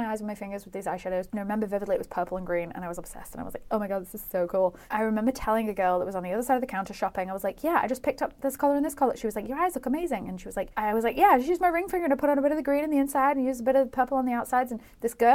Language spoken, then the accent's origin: English; United Kingdom; moved away as an adult; also born or lived in London; I think I left my hometown when I was 22